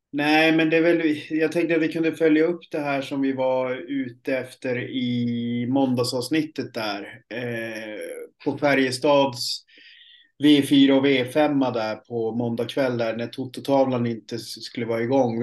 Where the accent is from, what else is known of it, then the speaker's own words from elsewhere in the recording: Piteå, Norrbotten County, Sweden; moved away; uppe i Piteå där jag kommer ifrån